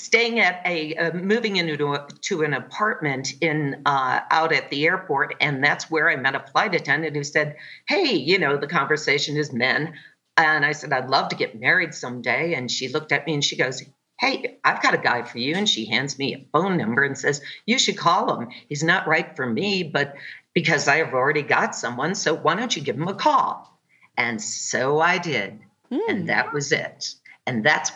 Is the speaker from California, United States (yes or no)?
no; Chicago, Illinois, United States; moved away as an adult; also born or lived in New York City; originally I was from Chicago, and then I went to New York City to pursue an acting career